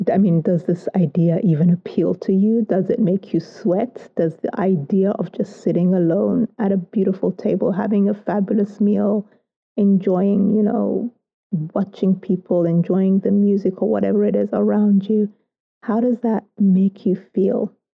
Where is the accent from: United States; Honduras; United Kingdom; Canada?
United Kingdom; I love to tell people that I'm British with Soto DNA